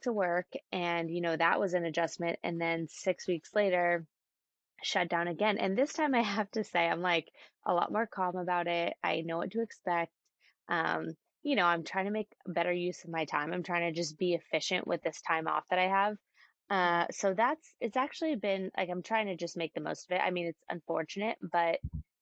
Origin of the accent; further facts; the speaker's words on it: Bay Area, Northern California, United States; now in San Diego, United States; I grew up in the Bay Area, so Northern California